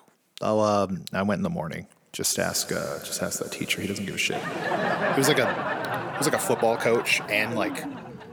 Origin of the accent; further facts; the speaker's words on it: California, United States; I grew up in California